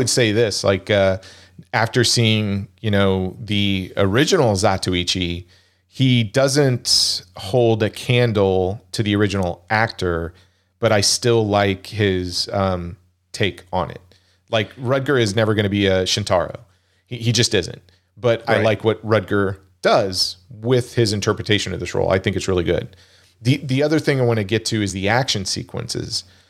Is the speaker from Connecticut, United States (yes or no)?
no; Wichita, Kansas, United States; Oh, I was born and raised in Wichita, Kansas. So I'm a Jayhawk.